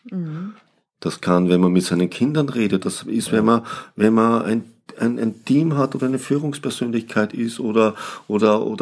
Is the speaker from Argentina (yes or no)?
no; Austria; moved away; Ich bin Österreicher